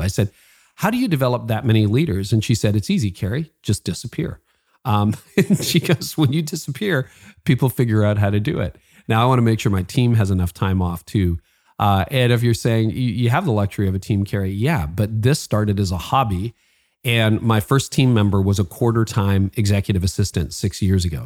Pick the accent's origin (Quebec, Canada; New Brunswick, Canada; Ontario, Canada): Ontario, Canada; Toronto; Toronto connections, my hometown